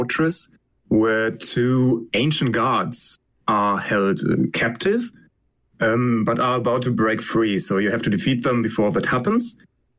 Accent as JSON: {"language": "English", "country": "Germany", "said": "I'm from Germany"}